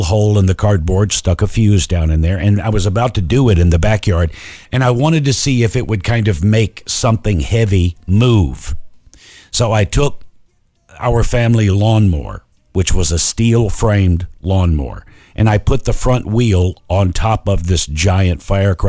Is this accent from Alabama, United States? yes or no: yes; Alabama, United States; I was raised in Alabama